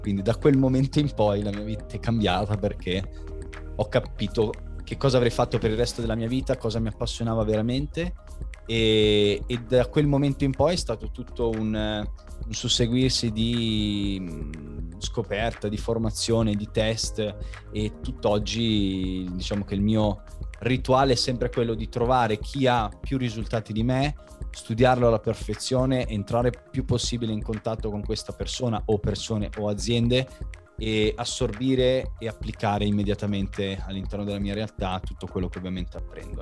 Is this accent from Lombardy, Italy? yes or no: yes; Milan, Lombardy, Italy; moved away as an adult; also born or lived in Varese; now in Rome, Italy; i miei genitori sono di Milano, io sono andato via di casa praticamente quando avevo 18 anni per il nuoto